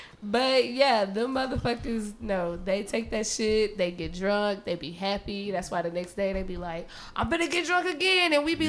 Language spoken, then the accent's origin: English; Memphis, Tennessee, United States; I'm the nigga from Memphis.